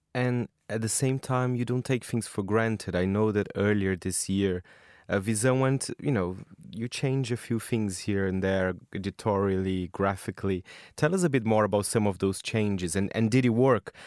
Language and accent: English; São Paulo, Brazil; I am from Brazil, but from São Paulo.